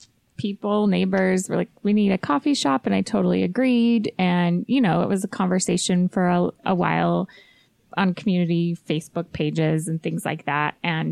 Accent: West Valley City, Utah, United States; also born or lived in Riverton, Utah; I was born in West Valley.

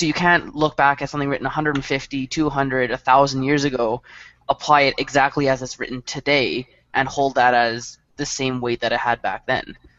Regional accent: Canada; we're we're united as a country

